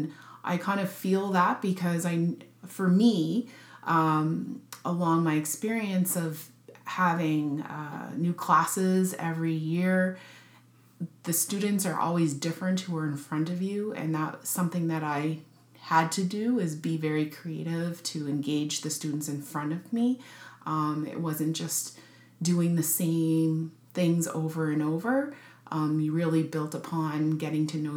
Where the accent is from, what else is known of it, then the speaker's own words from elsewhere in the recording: Sydney, Nova Scotia, Canada; moved away as an adult; also born or lived in Edmonton, Alberta; now in Halifax, Canada; I was born in Edmonton, Alberta. However, I only lived there for 2 years of my life and then moved to Sydney, Nova Scotia, where I have family roots in Sydney, and spent my childhood in Sydney